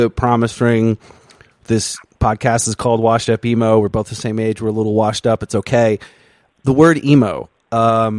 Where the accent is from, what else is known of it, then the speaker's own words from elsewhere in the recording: Vermont, United States; growing up in Vermont, nothing travels up there.